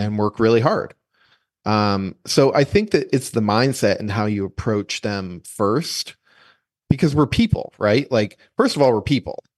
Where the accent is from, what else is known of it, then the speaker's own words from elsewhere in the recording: New Hampshire, United States; I grew up in New Hampshire